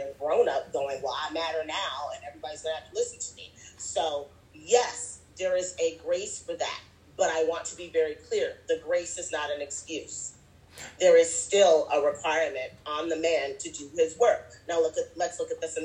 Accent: United States; also born or lived in Zimbabwe; I was born and raised in America.

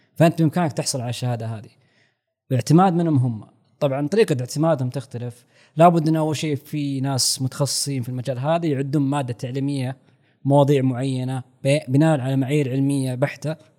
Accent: Saudi Arabia; عندنا في السعوديه مثلا منهج كامل مختلف

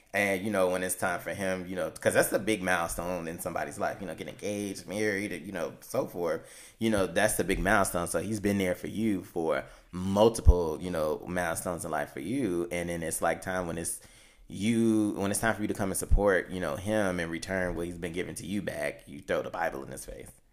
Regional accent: Chicago, Illinois, United States; we're from Chicago

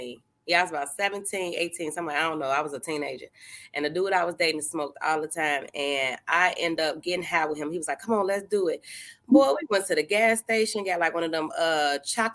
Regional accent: Chicago, Illinois, United States; I'm from Chicago.

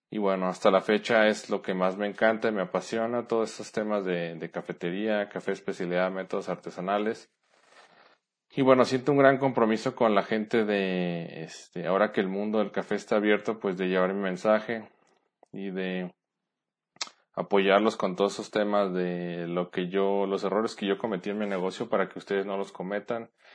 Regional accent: Guadalajara, Jalisco, Mexico; moved away as an adult; now in San Luis Potosí, Mexico; Soy de Guadalajara, Jalisco, pero actualmente vivo en San Luis Potosí con mi esposa.

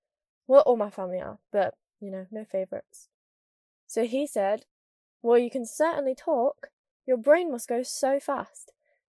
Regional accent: Scunthorpe, Yorkshire and the Humber, United Kingdom; I'm not even that northern. I'm from Scunthorpe. Do you know what I mean? But I do think I've lost my accent, and I'm quite gutted.

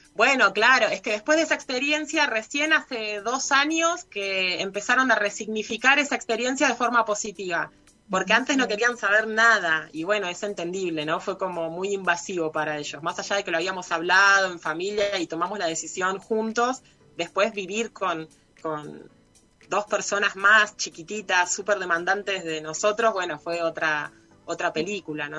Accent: Buenos Aires, Argentina; moved away as an adult; now in Villa Ciudad Parque, Argentina; soy de Buenos Aires. Me vine para acá hace nueve años

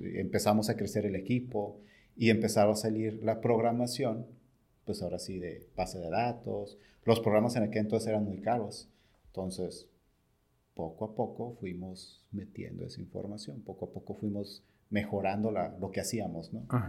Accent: Tijuana, Baja California, Mexico; yo soy de Tijuana

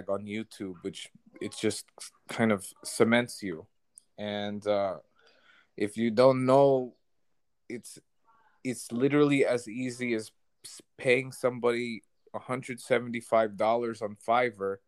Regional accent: New Jersey, United States; moved away; I'm from New Jersey originally

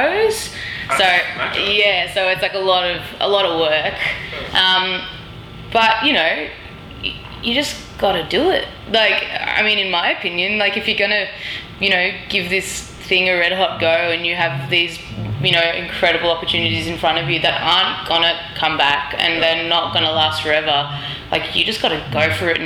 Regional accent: Australia

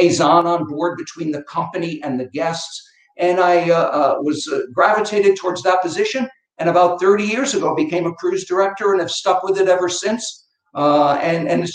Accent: Connecticut, United States; also born or lived in Boston; I come from Connecticut, up in New England.

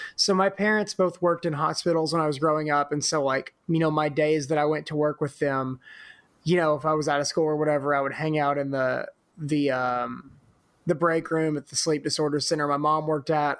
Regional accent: Corinth, Mississippi, United States; moved away as an adult; also born or lived in Oxford, Mississippi; now in Memphis, United States; growing up in Corinth

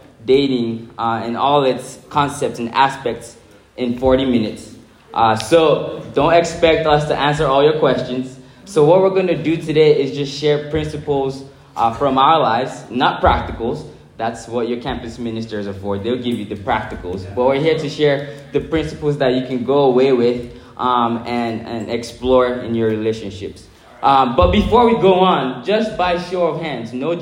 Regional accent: Nigeria; first language English; moved away as an adult; now in Milwaukee, United States; I'm from Nigeria, I moved to the United States 8 years ago

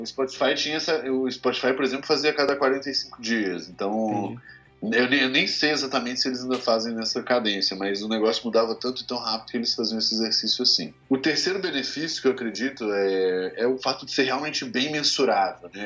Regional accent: Minas Gerais, Brazil; moved away; sou mineiro, né, mais conhecido como mineiro, inclusive

